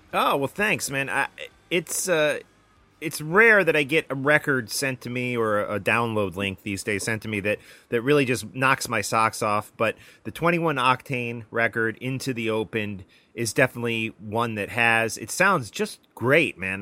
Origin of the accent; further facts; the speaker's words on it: United States; I'm an American.